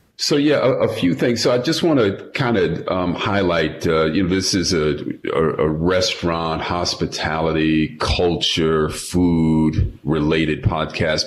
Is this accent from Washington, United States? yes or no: no; New York City, New York, United States; moved away; also born or lived in Los Angeles; I'm a New Yorker. I'm a native New Yorker, so having grown up there